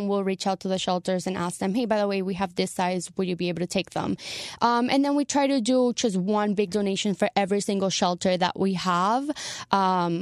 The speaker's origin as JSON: {"language": "English", "country": "Venezuela", "moved": "yes", "lives_now": "Florida, United States", "said": "I'm actually Venezuelan, but I lived in Florida for 18 plus years"}